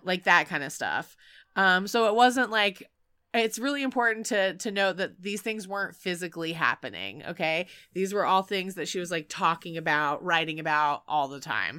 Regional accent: North Carolina, United States; I'm from North Carolina

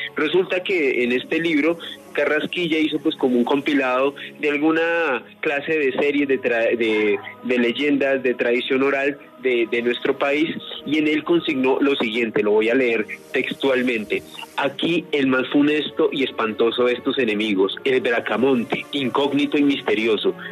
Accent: Colombia; nuestro país Colombia

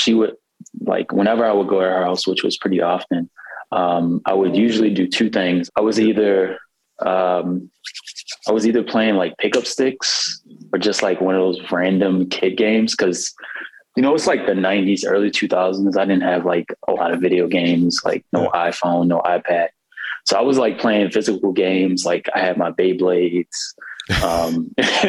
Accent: Baltimore, Maryland, United States; I'm from Baltimore. I'm from West Baltimore

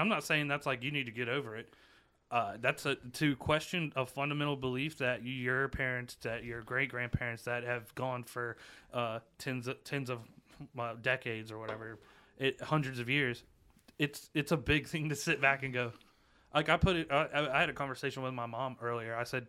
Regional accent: Queens, New York, United States; We're from Queens.

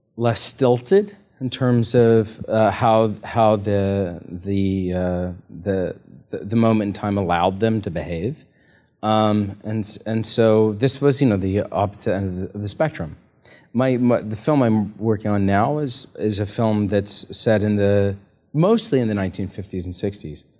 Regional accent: United States; as an American

